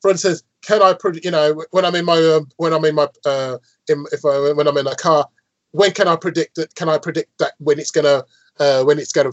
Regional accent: Birmingham, West Midlands, United Kingdom; I'm from Birmingham, yes, and my team is Aston Villa

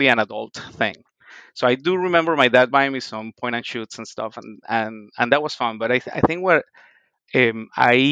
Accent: La Guaira, Venezuela; English is a second language; moved away as an adult; also born or lived in Ohio / Boston; now in Mohawk Valley, United States; I am originally from Venezuela. I grew up in the town of La Guaira, mostly playing baseball and surfing

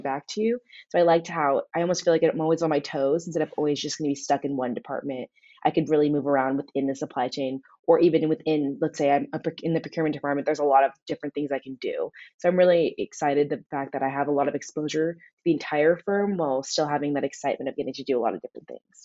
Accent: Newport Beach, California, United States; moved away; I'm from Newport Beach, California

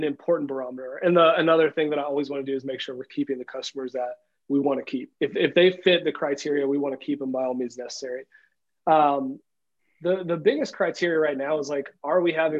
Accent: Tennessee, United States; we're just dudes from Tennessee

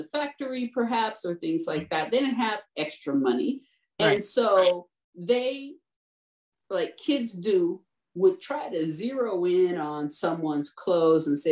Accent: Detroit, Michigan, United States; I'm from Detroit

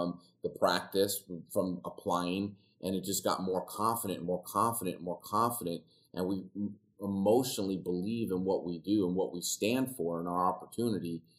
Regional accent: Los Angeles, California, United States; now in Glendora, United States; I grew up in the San Fernando Valley

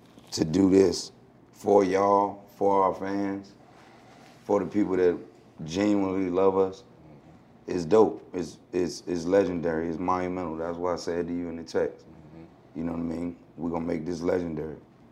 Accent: Newport News, Virginia, United States; also born or lived in Hampton; I was born in Hampton, but brought up in Newport News.

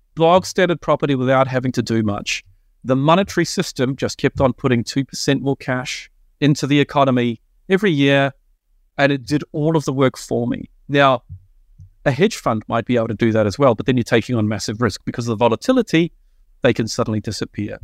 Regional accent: New Zealand; now in Australia; I'm a Kiwi

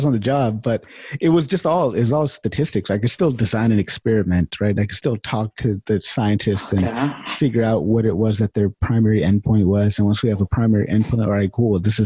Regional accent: Sacramento, California, United States; I was born and raised in Sacramento

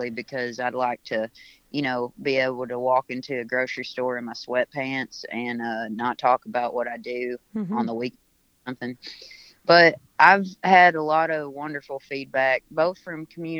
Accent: Western Kentucky, United States; I was born in Western Tennessee, raised in Western Kentucky on the Mississippi River

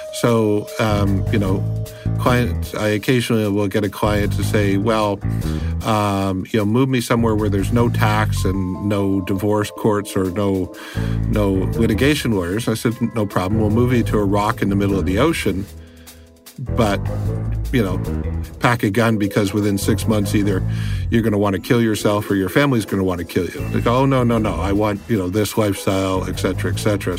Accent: Canada; I am a Canadian uh, who deals with immigration, tax, family law solutions

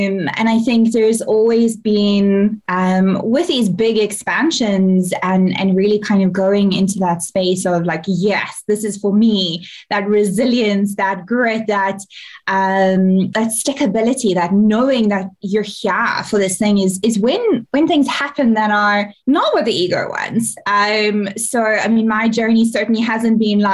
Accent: South Africa; I'm from South Africa

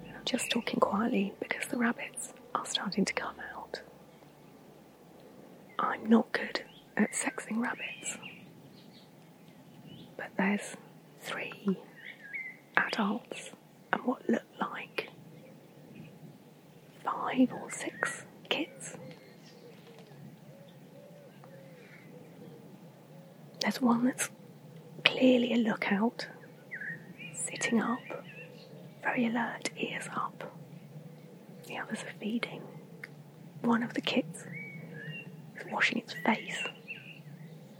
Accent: Surrey, South East England, United Kingdom; moved away; I grew up in Surrey, which was somewhere neither of my parents had any connection

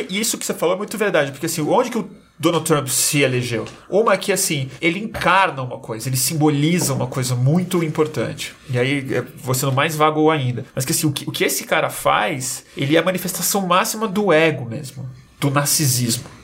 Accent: Brazil; A gente é brasileiro, a gente fala uma língua

